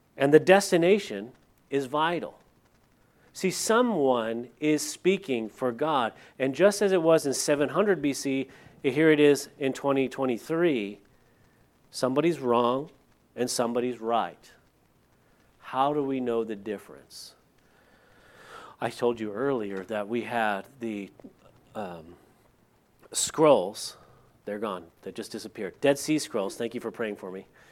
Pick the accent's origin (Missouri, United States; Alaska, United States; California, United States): California, United States; moved away; I'm from California, and the area that I lived in behind my old house was the La Purisma State Park